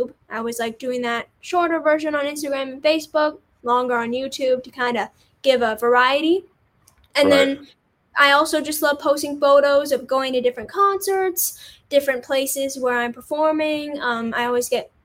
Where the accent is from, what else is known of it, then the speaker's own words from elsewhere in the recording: Canada; as Canadian